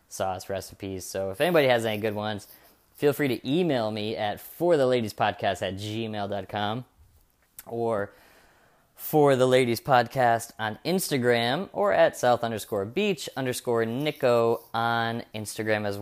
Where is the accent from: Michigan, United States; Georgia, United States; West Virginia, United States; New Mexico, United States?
Michigan, United States; I grew up in Michigan